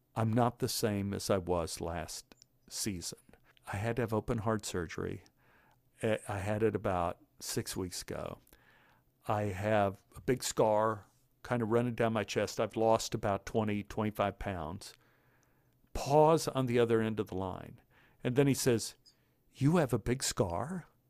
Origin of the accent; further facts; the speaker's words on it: Dallas, Texas, United States; I grew up in Oak Cliff